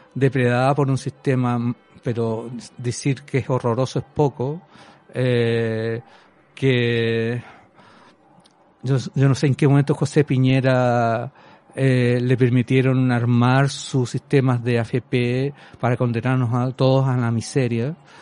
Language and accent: Spanish; Chile; moved away as an adult; yo soy eh, un chileno común y corriente